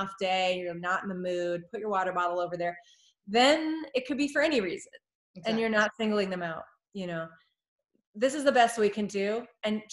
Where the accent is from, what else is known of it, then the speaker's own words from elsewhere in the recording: United States; as an American